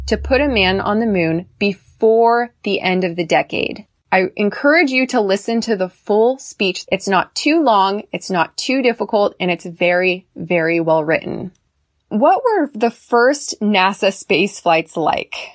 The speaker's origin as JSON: {"language": "English", "country": "United States", "said": "I'm American. I'm a female and I'm tall."}